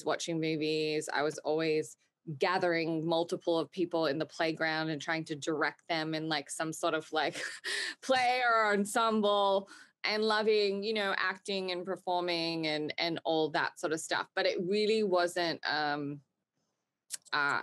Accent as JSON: {"language": "English", "country": "Australia", "tie": "born or raised there", "said": "I grew up in Australia"}